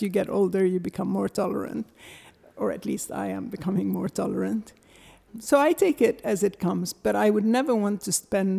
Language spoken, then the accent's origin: English; Beirut, Beirut Governorate, Lebanon; moved away; also born or lived in Syria; when I was growing up here